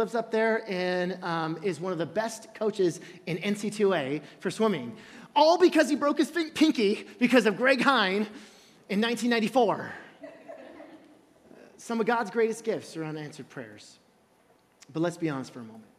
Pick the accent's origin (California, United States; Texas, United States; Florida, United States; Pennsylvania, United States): California, United States; also born or lived in Illinois; in 1989 when we moved from Illinois to California